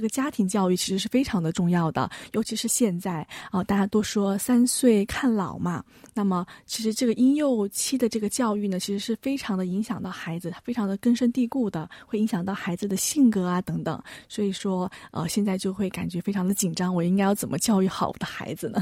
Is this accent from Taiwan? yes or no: no; Shenzhen, Guangdong, China; now in South Korea; 我是来自中国深圳的